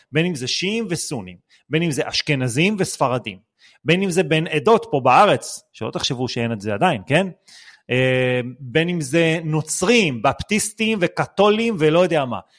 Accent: Israel; אנחנו בתור מדינת ישראל

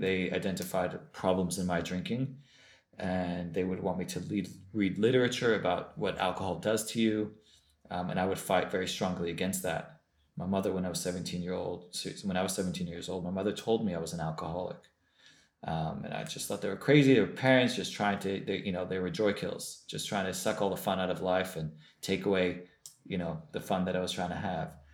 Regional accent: Los Angeles, California, United States; moved away as an adult; also born or lived in Jerusalem; I grew up in Los Angeles, California, in a Baal Tshuva Chabad home.

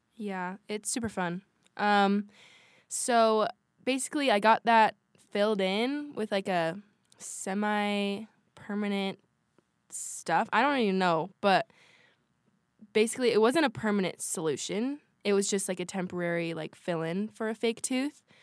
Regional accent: Washington, United States; moved away as an adult; now in Utah, United States; We have a huge family, and we're from Washington State

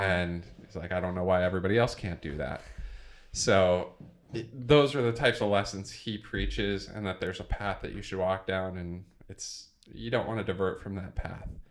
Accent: Iowa, United States; I grew up in Iowa, in small town Iowa

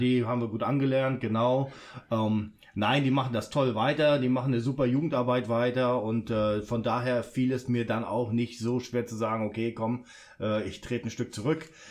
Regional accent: Bremen, Germany; also born or lived in Hamburg; now in Duisburg, Germany; Ich bin ja gebürtig aus Hamburg und bin dann in Bremen aufgewachsen, bevor ich dann wow. äh, okay. nach Duisburg gekommen bin

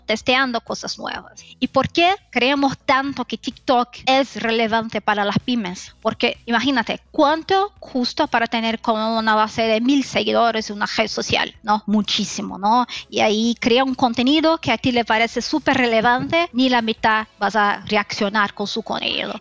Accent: Brazil; Spanish is a second language; soy brasileña, entonces voy a hablar con mi español que es mezclado, brasileño, eh, eh, español

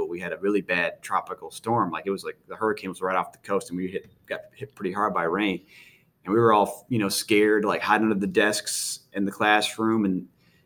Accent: Jacksonville, Florida, United States; also born or lived in Virginia Beach, Virginia; now in Virginia, United States; I grew up in Jacksonville, Florida, and then lived in Virginia Beach after that.

